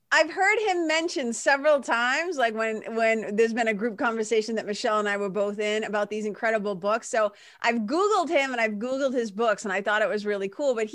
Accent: New Jersey, United States

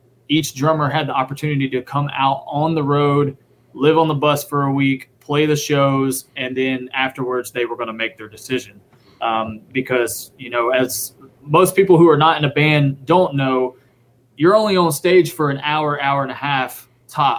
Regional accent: Spartanburg, South Carolina, United States; also born or lived in Hilton Head Island, South Carolina / Beaufort, South Carolina / Nashville, Tennessee; my dad's job moved us to the upstate of South Carolina in Spartanburg, where I lived most of my life

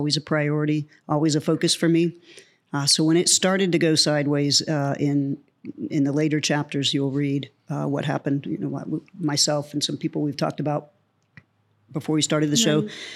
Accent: Oklahoma, United States; moved away as an adult; also born or lived in New York City; I grew up in Oklahoma. I was born on a farm, grew up in Oklahoma. I left right after high school and moved to New York City

